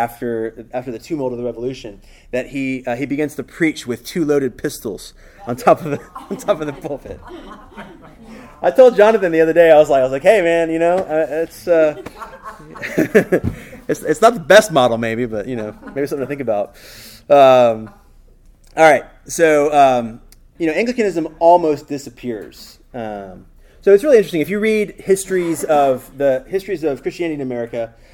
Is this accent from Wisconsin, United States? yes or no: no; Atlanta, Georgia, United States; now in Texas, United States; I'm really not from anywhere. I'm from Atlanta, but my family's not from Atlanta, you know, so I'm not really from Atlanta. So I'm now from Texas. I'm grafted in.